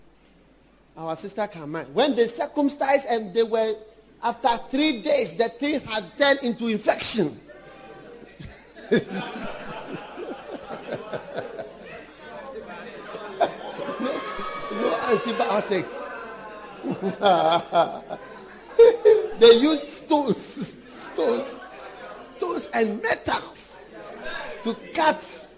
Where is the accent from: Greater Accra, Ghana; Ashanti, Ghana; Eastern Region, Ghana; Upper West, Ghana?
Ashanti, Ghana; I'm a Ghanaian. I never knew I was a Ghanaian and what it means. Then suddenly you realize, I am an Ashanti.